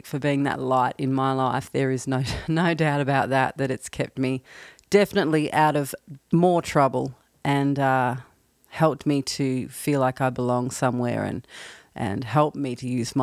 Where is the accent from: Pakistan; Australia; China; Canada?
Australia; now in Nashville, United States; I'm based in Nashville, although I'm from Australia